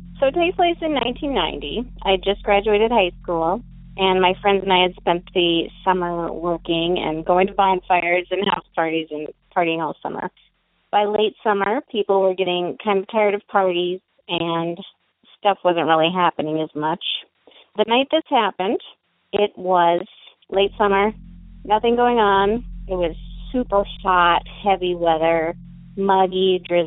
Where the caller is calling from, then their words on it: Fargo, North Dakota, United States; also born or lived in Minnesota; I'm calling from Fargo, North Dakota